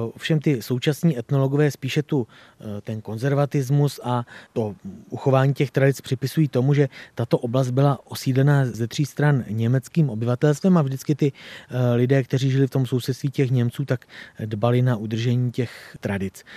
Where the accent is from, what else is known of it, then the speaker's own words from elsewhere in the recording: Doudleby, South Bohemian Region, Czechia; tady u nás v Doudlebech